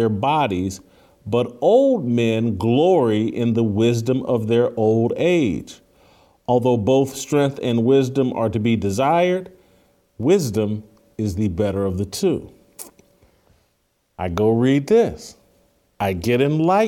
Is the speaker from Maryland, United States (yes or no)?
no; Indiana, United States; my home state of Indiana